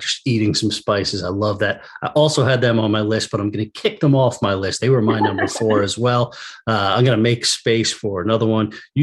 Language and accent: English; Wading River, New York, United States; Fells and Wading River. This was my hometown restaurant, my hometown bar.